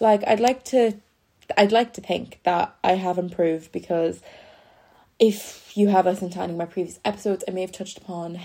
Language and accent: English; Ireland; I'm from Ireland. If you don't know me, I'm Irish.